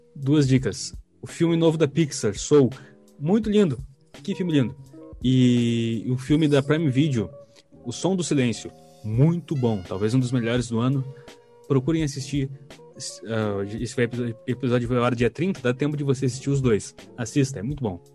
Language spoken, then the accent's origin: Portuguese; Brazil; a gente é brasileiro